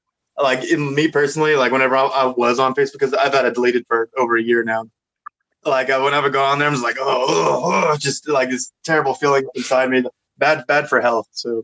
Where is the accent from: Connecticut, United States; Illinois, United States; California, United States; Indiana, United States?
Connecticut, United States; born there; because I was born in Connecticut for some weird reason. Our whole family's from Oklahoma, but my ass was born in Connecticut.